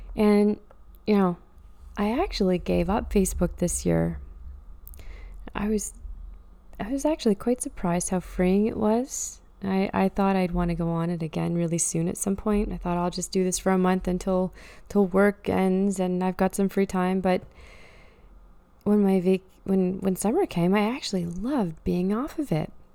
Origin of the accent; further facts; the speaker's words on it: Truro, Nova Scotia, Canada; moved away; I often visit Truro, my hometown.